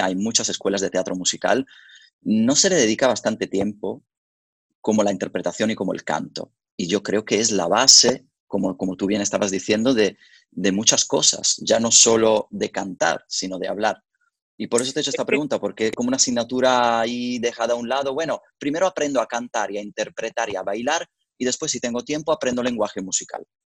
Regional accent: Verona, Veneto, Italy; moved away; yo soy originario de Verona, por lo tanto, desde pequeño yo iba al famoso Festival de la Arena de Verona

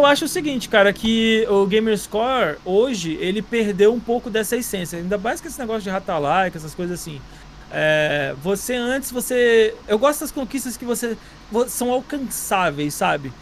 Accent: Nova Iguaçu, Rio de Janeiro, Brazil; eu também sou de, sou de Nova Iguaçu

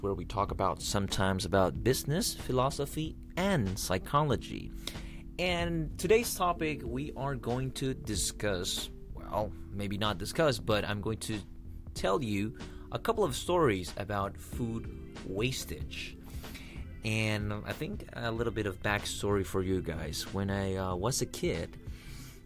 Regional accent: El Salvador; I grew up in El Salvador, which is a country in Central America.

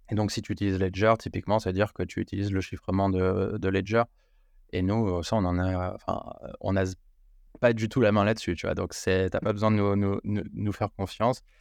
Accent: France; je peux révéler que je, suis je ne suis pas américain sans révéler que je suis français.

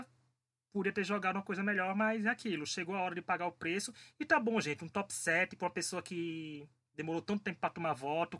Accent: Paraíba, Brazil; eu sou paraibano

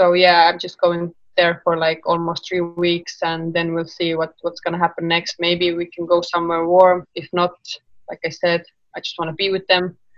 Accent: Estonia; I'm from Estonia

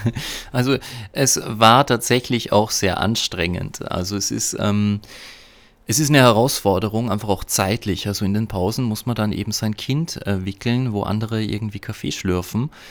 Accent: Upper Austria, Austria; bin ich in Oberösterreich auf dem Hof meiner Eltern, das heißt in der Gegend, wo ich aufgewachsen bin und bin darüber tatsächlich sehr, sehr froh.

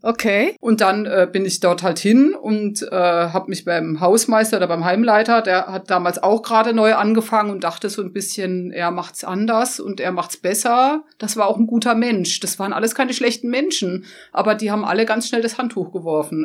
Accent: Black Forest, near Holzbachtal, Baden-Württemberg, Germany; dass es meine Heimat war. Also ich kannte jedes Eck dort. Also ich komme zwar von ungefähr zwölf Kilometern entfernt

